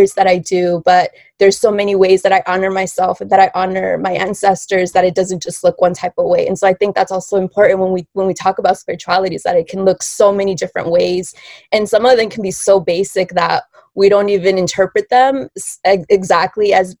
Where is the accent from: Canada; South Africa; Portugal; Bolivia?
Bolivia; moved away; I'm originally from Bolivia